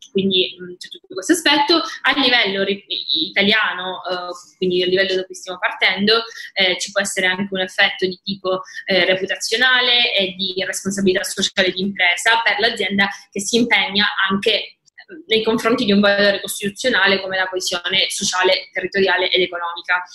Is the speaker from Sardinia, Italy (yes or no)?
no; Palermo, Sicily, Italy; moved away as an adult; also born or lived in northern Italy / Luxembourg; una ragazza palermitana che ha vissuto per dieci anni fuori, prima al nord e poi all'estero. E adesso ho deciso di tornare in Sicilia